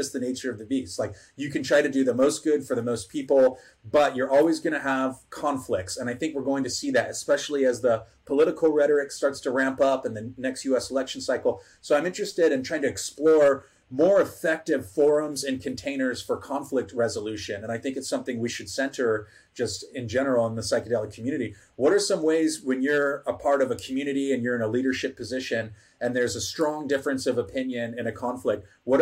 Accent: Chula Vista, California, United States; I'm originally from San Diego, from the border community of, you know, Southern Chula Vista

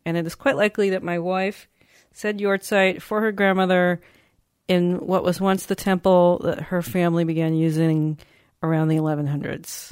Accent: United States; being American

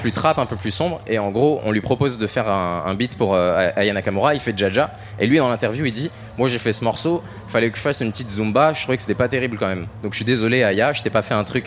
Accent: France

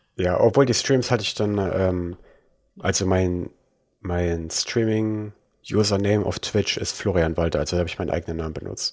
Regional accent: Germany; accent: German; meinen deutschen, äh, über meinen Akzent

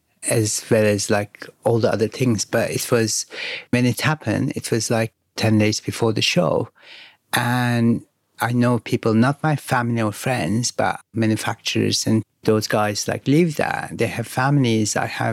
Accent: Izmir, Turkey; I grew up in Izmir, more on the neighbors of the Greece side, like where the islands are, and close to Istanbul.

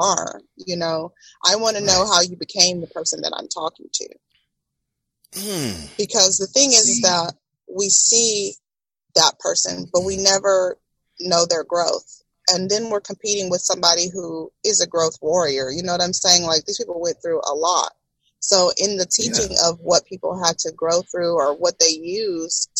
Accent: Tomball, Texas, United States; I came from Tomball, and it was what grew me.

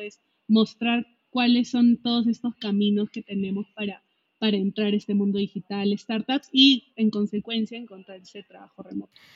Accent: Peru; moved away as an adult; also born or lived in Mexico; Yo soy peruana, primera vez que salí de mi país

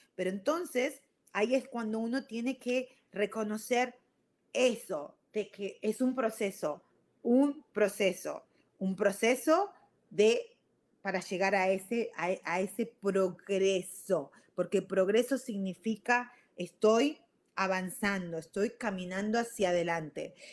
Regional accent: Argentina; moved away as an adult; also born or lived in Virginia, United States; now in United States; soy de Argentina, ustedes ya lo saben, yo a los 18 años me fui a, vine acá a Estados Unidos y viví en Virginia

